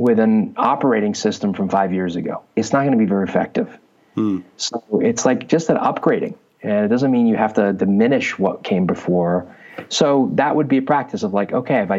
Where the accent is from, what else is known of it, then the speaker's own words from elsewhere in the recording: Southern California, United States; also born or lived in London, England; I was born in London, England. I came to the U.S., Southern California, when I was 8